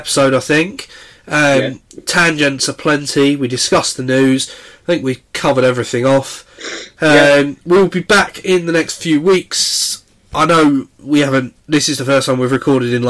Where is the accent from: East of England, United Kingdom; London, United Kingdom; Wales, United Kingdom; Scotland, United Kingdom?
East of England, United Kingdom; Essex; growing up in Essex